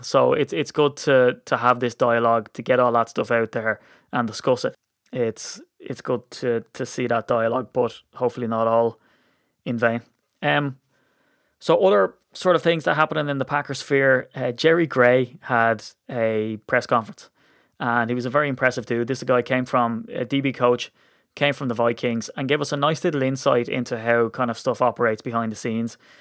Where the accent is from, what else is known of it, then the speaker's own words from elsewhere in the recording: Ireland; as an Irishman